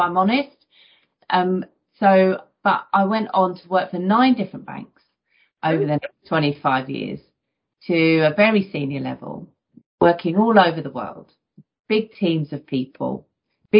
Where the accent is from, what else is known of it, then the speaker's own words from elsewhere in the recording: London, United Kingdom; I grew up in the East End of London in fairly challenging circumstances